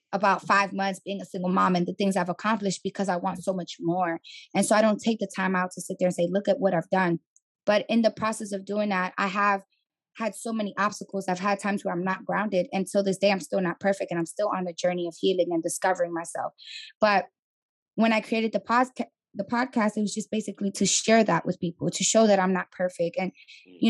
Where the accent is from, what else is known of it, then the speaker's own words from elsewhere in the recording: New York City, New York, United States; moved away as an adult; now in Atlanta, United States; I'm from the Bronx, born and raised